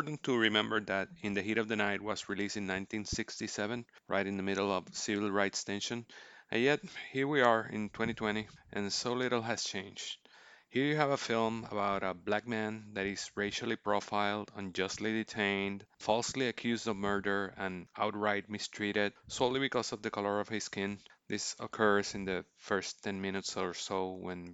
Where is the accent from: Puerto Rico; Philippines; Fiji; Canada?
Puerto Rico; I was born and raised in Puerto Rico, I still live here